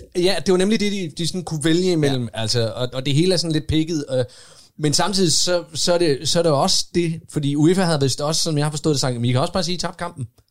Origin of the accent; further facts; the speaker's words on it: Odense, Southern Denmark, Denmark; jeg voksede op i Odense